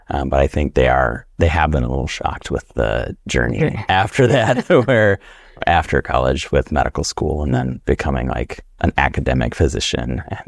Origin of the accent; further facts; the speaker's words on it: Bemidji, Minnesota, United States; also born or lived in Wisconsin; I'm Ojibwe from Minnesota, and I'm also Scandinavian. I grew up, I like to say that I was raised by a forest and river. I grew up in northern Wisconsin during the school years, and then northern Minnesota around the Bemidji, Minnesota area